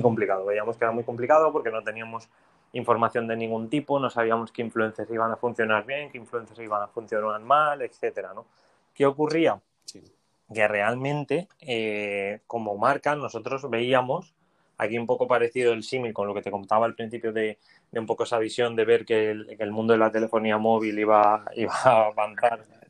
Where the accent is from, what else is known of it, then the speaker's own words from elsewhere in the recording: Valencia, Valencian Community, Spain; moved away as an adult; also born or lived in Finland; now in Madrid, Spain; yo soy de Valencia